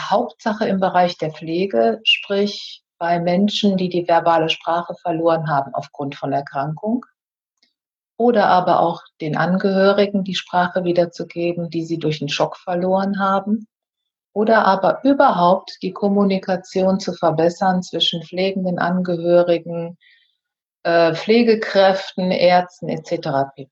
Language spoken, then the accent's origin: German; North Rhine-Westphalia, Germany; born there; denn ich bin auf einem Bauernhof am Niederrhein geboren. Ich habe dann den Weg von diesem Bauernhof weggesucht.